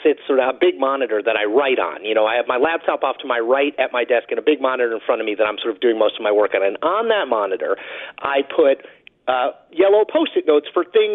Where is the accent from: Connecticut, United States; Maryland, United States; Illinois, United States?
Connecticut, United States; my home state of Connecticut.